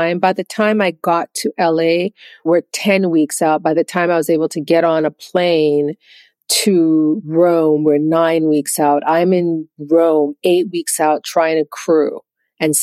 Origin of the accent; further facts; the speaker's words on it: Jamaica; moved away; I'm Jamaican